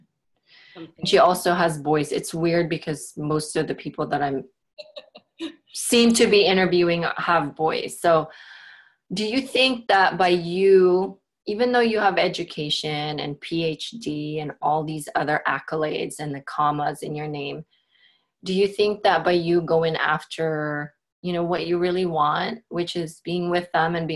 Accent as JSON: {"language": "English", "country": "Philippines", "tie": "born or raised there", "moved": "yes", "lives_now": "Portland, United States", "said": "I grew up in the Philippines. I had six siblings"}